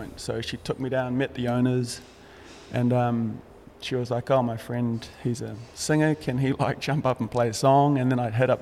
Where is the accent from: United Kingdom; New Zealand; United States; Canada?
New Zealand; Greytown, Wellington; I grew up in a little place called Greytown in the North Island of New Zealand.